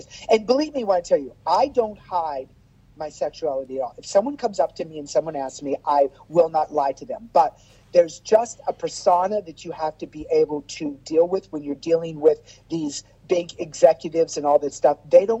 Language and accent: English; Las Vegas, Nevada, United States; I grew up in Las Vegas with Lacage and Kenny Kerr